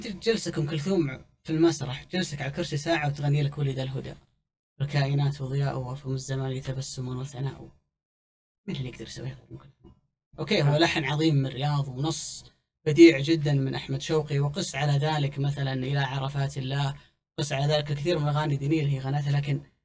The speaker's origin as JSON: {"language": "Arabic", "country": "Saudi Arabia", "said": "عندنا في السعودية"}